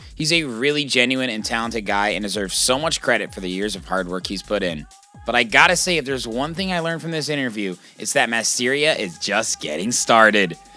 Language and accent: English; Indiana, United States; I grew up in Indiana